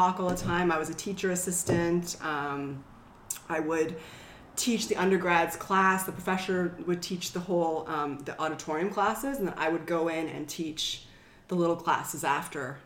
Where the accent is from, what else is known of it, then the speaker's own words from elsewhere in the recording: Ottawa, Ontario, Canada; also born or lived in New York, United States; now in Los Angeles, United States; I'm originally from Ottawa, Canada